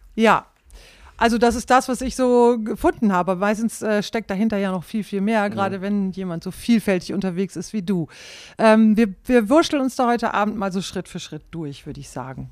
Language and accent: German; Klostermoor, Lower Saxony, Germany; moved away as an adult; also born or lived in Bielefeld; Aufgewachsen bin ich in Klostermoor im Landkreis Leer